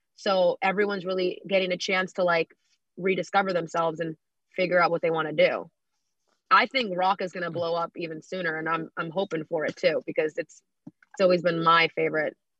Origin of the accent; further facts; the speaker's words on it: New York, United States; I'm a New Yorker myself.